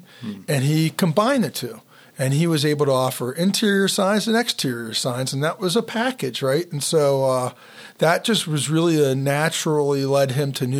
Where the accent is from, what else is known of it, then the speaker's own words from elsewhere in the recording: Pittsburgh, Pennsylvania, United States; I'm from Pittsburgh